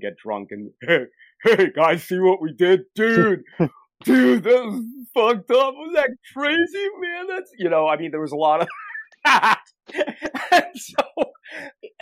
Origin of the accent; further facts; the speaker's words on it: United States; Americans, my fellow countrymen